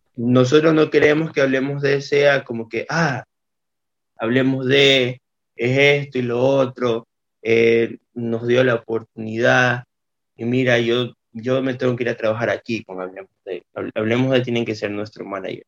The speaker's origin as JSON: {"language": "Spanish", "town": "Portoviejo", "region": "Manabí", "country": "Ecuador", "said": "Somos de Puerto Viejo, Manaví, donde la gente lo conoce como Chupamango"}